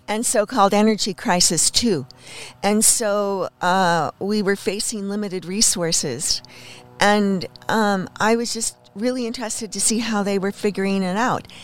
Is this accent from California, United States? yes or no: yes; Los Angeles, California, United States; now in Bellingham, United States; I was born in Hollywood